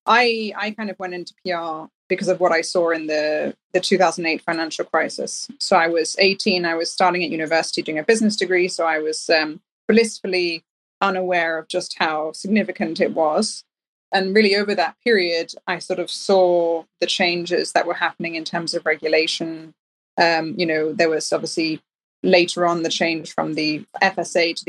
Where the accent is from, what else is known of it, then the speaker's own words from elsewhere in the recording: Denmark; now in United Kingdom; I'm from Denmark